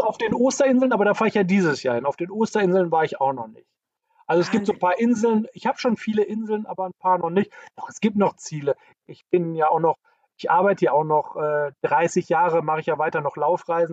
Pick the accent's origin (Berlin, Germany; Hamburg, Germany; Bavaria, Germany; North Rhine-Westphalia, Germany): North Rhine-Westphalia, Germany; the area around Dortmund; ich komme ja hier aus der Gegend